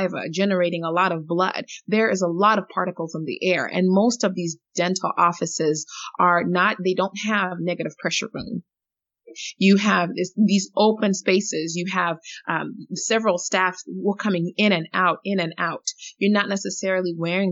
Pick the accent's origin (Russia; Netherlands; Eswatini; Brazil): Eswatini; moved away; I grew up in Africa. I grew up in, you know, Swaziland